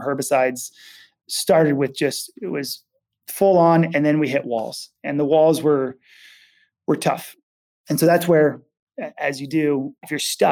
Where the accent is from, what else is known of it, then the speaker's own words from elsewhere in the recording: Napa, California, United States; I grew up in Napa, Sonoma area